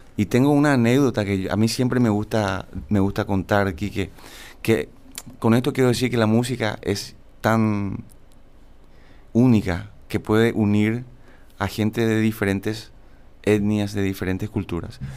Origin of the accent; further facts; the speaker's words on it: San Antonio, Central, Paraguay; also born or lived in Toronto; yo soy de Toronto, generalmente, pero crecí toda mi infancia y mi juventud en San Antonio